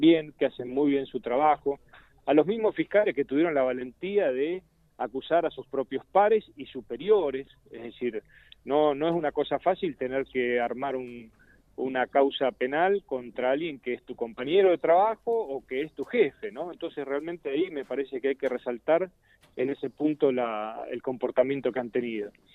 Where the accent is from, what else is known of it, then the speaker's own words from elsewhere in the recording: Santa Fe, Argentina; como santafesinos y como legislador santafesino